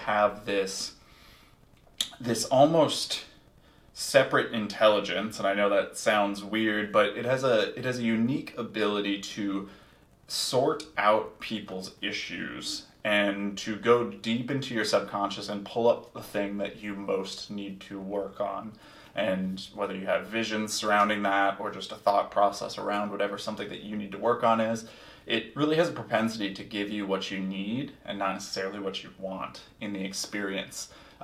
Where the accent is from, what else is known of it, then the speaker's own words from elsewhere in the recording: Minneapolis, Minnesota, United States; my hometown of Minneapolis